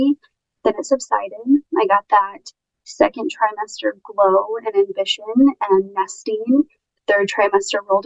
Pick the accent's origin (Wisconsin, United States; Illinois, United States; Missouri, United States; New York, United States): Missouri, United States; Kansas City; City is my hometown, born and raised